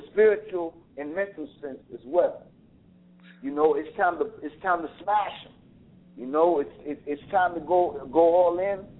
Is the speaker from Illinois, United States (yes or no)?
yes; Chicago, Illinois, United States; I was living in Chicago. I'm from Chicago.